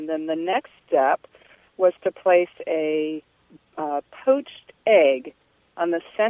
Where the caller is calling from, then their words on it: Charlottesville, Virginia, United States; Charlottesville, Virginia.